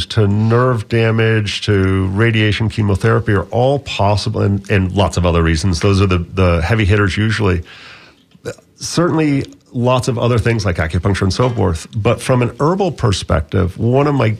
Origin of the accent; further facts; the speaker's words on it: Bahamas; now in Florida, United States; I grew up in the Bahamas as a teenager, and so I learned a lot of the Caribbean plants